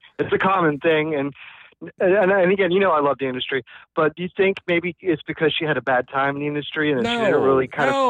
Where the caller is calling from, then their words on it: Orlando, Florida, United States; calling in from Orlando.